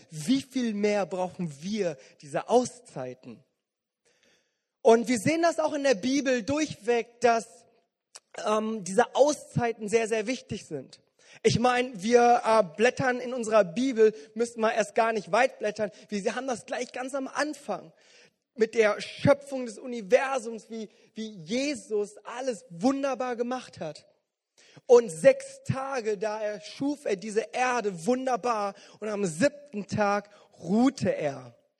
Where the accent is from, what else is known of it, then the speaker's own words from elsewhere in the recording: Bonn, North Rhine-Westphalia, Germany; gerade hier als Bonner